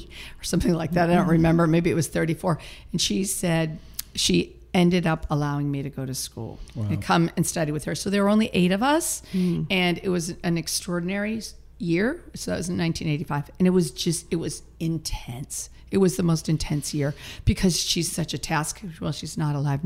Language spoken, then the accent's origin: English; Massachusetts, United States; moved away as an adult; also born or lived in Boston; now in California, United States; I grew up in Massachusetts